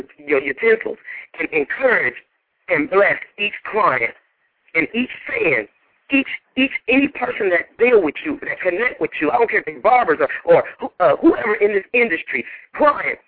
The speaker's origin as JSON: {"language": "English", "region": "Indiana", "country": "United States", "tie": "born or raised there", "moved": "yes", "said": "I just got back from Indiana from cutting hair in my hometown"}